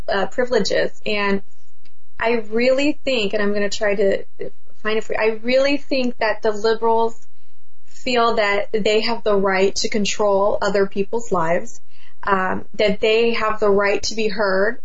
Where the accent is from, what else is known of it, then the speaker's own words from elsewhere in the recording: Orange County, California, United States; I'm from Orange County. We're very clean over here.